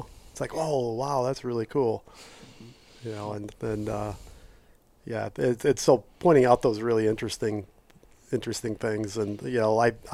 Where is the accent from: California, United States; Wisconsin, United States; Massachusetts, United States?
Wisconsin, United States; now in Michigan, United States; I grew up in Wisconsin, and I remember as a kid, like, waist-high snow